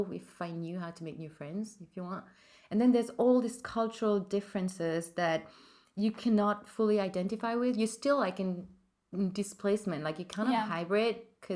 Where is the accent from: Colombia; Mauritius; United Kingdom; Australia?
Mauritius; moved away as an adult; now in Paris, France; I'm from Mauritius. I moved to Paris 4 years ago now.